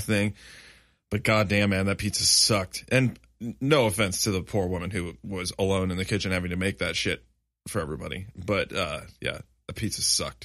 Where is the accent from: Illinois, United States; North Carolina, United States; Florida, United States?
Illinois, United States; Chicago; somebody from Chicago area 'cause I was born in the Chicago area